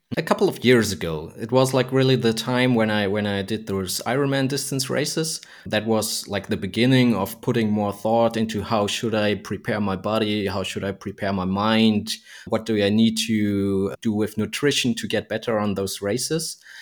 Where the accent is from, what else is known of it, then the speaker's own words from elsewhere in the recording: Germany; also born or lived in Frankfurt; I'm from, from Germany and I'm located in Frankfurt here.